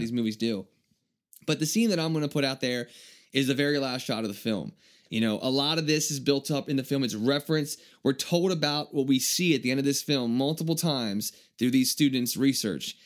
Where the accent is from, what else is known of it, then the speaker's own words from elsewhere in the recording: Maryland, United States; Maryland. This is kinda cool. It's like my home state.